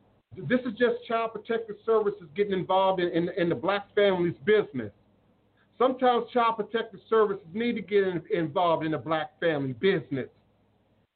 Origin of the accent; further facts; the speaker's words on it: Maryland, United States; also born or lived in California / Atlanta; now in New Orleans, United States; I grew up in Maryland